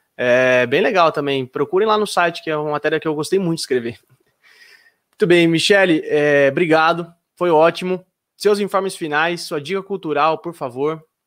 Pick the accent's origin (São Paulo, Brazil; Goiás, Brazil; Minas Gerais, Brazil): São Paulo, Brazil; Jundiaí; quando eu era criança pequena lá em Jundiaí